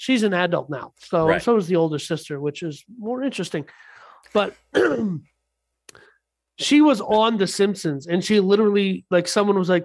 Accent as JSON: {"language": "English", "region": "Texas", "country": "United States", "said": "as a Texan myself"}